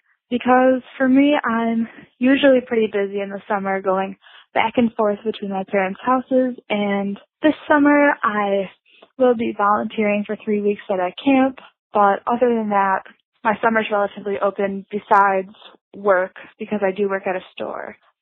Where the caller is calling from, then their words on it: Grand Rapids, Michigan, United States; I'm calling from Grand Rapids, Michigan. I'm a high school junior